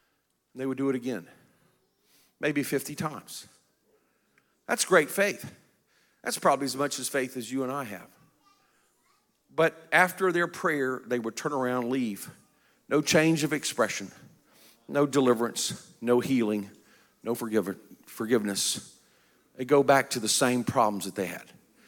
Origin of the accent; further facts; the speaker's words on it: South Korea; I was raised in Korea. My parents were missionaries. Korea at that time was a very poor country.